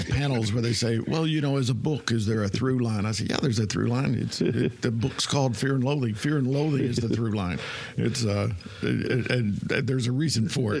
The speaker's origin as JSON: {"language": "English", "region": "Kentucky", "country": "United States", "tie": "born or raised there", "moved": "yes", "said": "I'm from Kentucky originally. I've not been back in ages, more than 5 years at least. But I was raised there"}